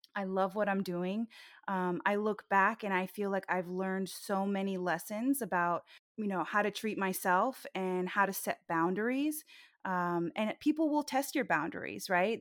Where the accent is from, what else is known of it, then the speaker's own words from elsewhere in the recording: Orlando, Florida, United States; I was born in Orlando